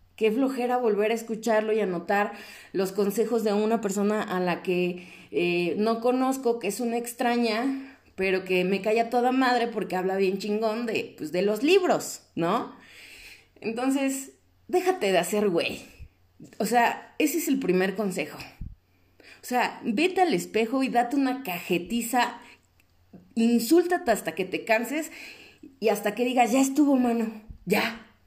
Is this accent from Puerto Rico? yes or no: no; Mexico; como personas mexicanas con valores